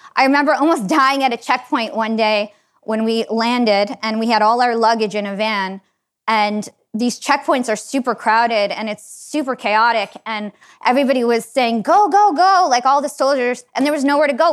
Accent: United States; growing up in America

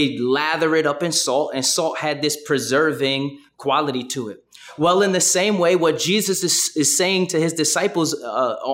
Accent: New York City, New York, United States; I'm from Brooklyn, and I kind of have a Brooklyn bop

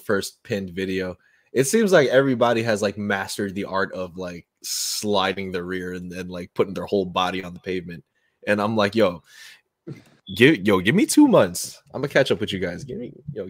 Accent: New York, United States; I'm from New York, so you know, New Jersey's not that far away

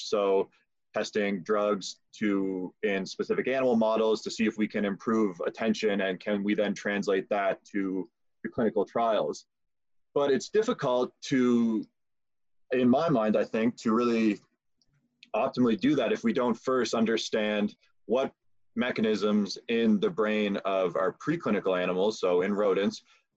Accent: Prince Edward Island, Canada; moved away as an adult; now in London, Canada; I'm from Prince Edward Island.

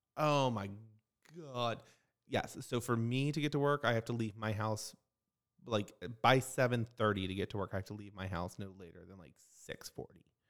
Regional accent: Maryland, United States; now in Fort Myers, United States; I'm from Maryland. I say libraries

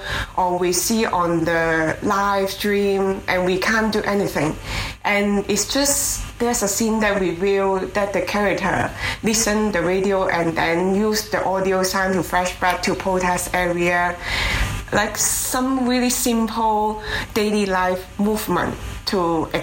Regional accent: Hong Kong; moved away as an adult; now in Halifax, Canada; I am originally from Hong Kong. And my husband, Roland, and I immigrated to Canada 5 years ago. And then we started our own theater company in Halifax

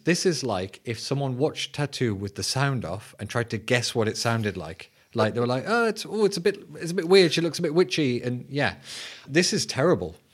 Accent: England, United Kingdom; I'm your English host.

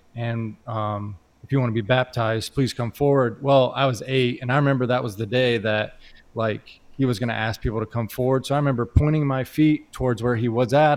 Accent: Indianapolis, Indiana, United States; moved away as an adult; now in Phoenix, United States; I come here from Indianapolis, Indiana, so that's where I'm originally from.

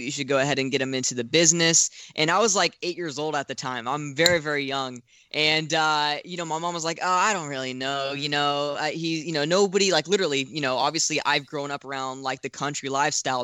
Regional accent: Florida, United States; it was still in my home state

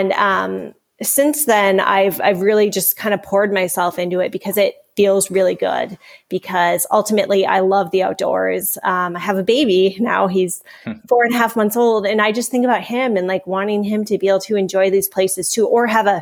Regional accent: Minnesota, United States; I hail from Minnesota

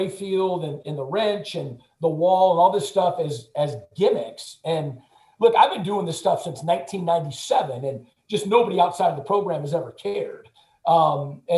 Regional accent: West Coast, United States; moved away as an adult; also born or lived in Ohio / Midwest; now in Michigan, United States; I'm originally from the West Coast

